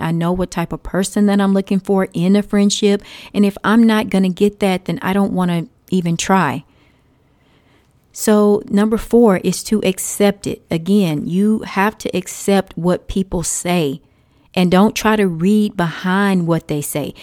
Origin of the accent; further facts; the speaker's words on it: Texas, United States; I say y'all 'cause I'm from Texas.